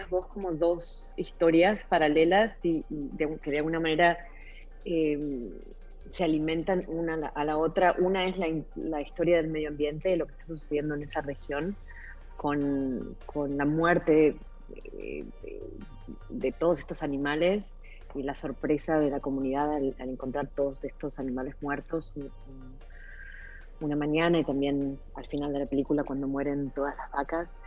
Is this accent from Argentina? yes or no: yes; Argentina; para mí muy cercano porque soy argentina y, Chile es un país hermano eh, limítrofe con, el mío